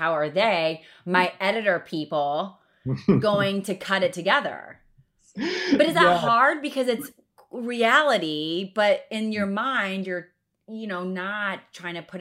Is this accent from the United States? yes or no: yes; Ohio, United States; I'm from Cowland in Ohio